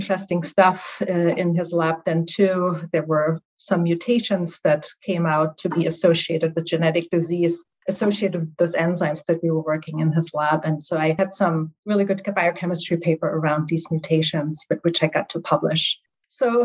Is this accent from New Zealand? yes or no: no; East Germany, Germany; English is a second language; moved away; also born or lived in Halle, Germany; My accent will reveal that I'm from Germany originally. So I grew up actually behind the Iron Curtain in East Germany.